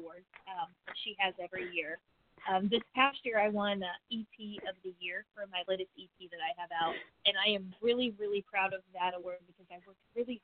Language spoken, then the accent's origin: English; El Dorado Springs, Missouri, United States; also born or lived in Nashville; I am from Missouri, Southwest Missouri area. I grew up in a small town, Colorado Springs